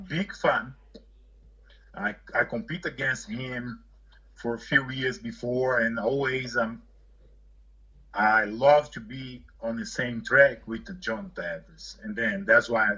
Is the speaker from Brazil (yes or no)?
yes; Brazil; English is a second language; moved away; I'm from Brazil